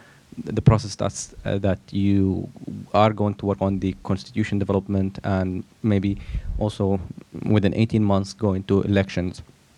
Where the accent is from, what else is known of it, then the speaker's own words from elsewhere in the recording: Yemen; moved away; I'm a master of public policy, first year from Yemen.